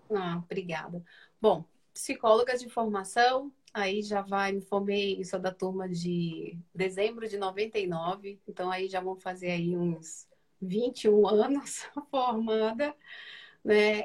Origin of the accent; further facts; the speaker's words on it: Rio de Janeiro, Brazil; moved away as an adult; now in São Paulo, Brazil; eu sou do Rio de Janeiro. Então, trabalhei para a Matriz no Rio, depois me mudei para São Paulo, né, onde eu resido há 12 anos